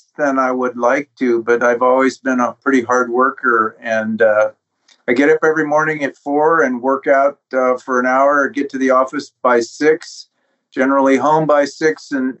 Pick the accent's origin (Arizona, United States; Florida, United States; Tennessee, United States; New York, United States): Arizona, United States; Tucson; also born or lived in American West; Well, I grew up in the West, as I followed my father around as he got his advanced degrees and ultimately ended up in Tucson, Arizona